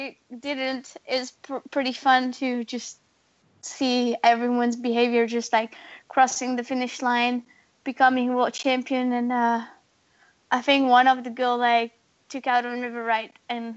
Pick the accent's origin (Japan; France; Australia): France; the Alps; I grew up in the Alps in France